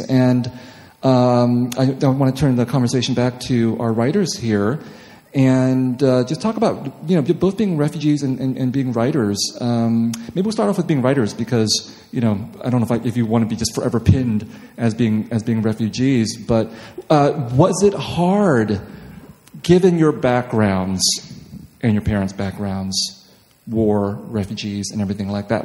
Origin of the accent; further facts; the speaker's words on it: Los Angeles, California, United States; I come from Los Angeles where no one cares if you're a writer